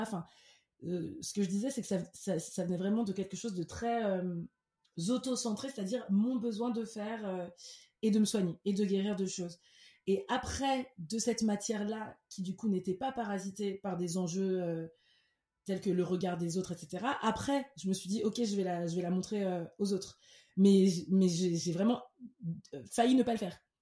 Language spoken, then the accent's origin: French; Cameroon; first language French; moved away as an adult; also born or lived in France; now in Lyon, France; J'ai grandi au Cameroun. Euh, de mes 5 à mes 18 ans, après une toute petite enfance ici en France